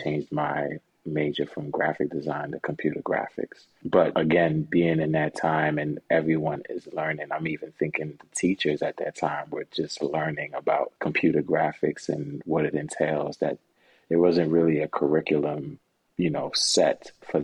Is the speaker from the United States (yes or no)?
yes; New York City, New York, United States; originally I'm from Brooklyn, New York, born and raised